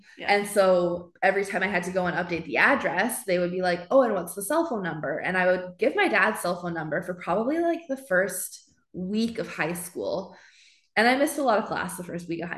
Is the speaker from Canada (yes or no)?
yes; Edmonton, Alberta, Canada; Born and raised in Edmonton.